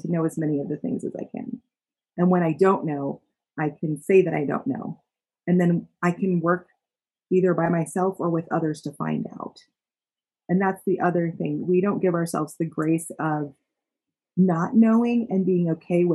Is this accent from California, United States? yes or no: no; Utah, United States; I was born and raised in Utah